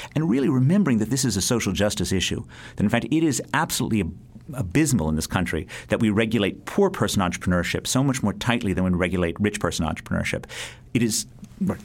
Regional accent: United States; being an American

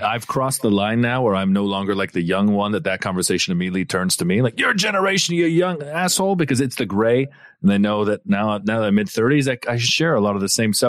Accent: Windsor, Ontario, Canada; I actually grew up in Windsor, believe it or not, but my Portuguese family's from

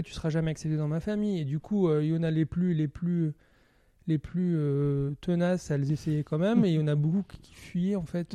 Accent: Algiers, Algiers Province, Algeria; now in France; j'ai grandi à Alger, mais d'une famille qui vient du Moyen-Orient

